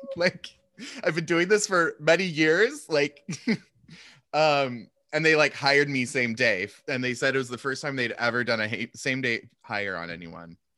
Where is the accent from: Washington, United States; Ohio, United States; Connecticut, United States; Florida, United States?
Washington, United States; Seattle; moved away; also born or lived in Montana; I was from Seattle